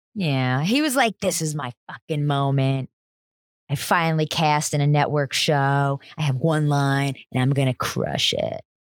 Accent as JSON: {"language": "English", "region": "New Jersey", "country": "United States", "said": "I'm from New Jersey"}